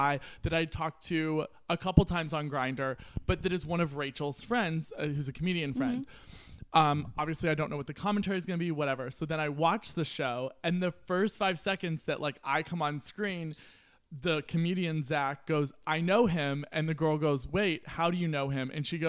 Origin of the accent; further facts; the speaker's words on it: United States; I'm American.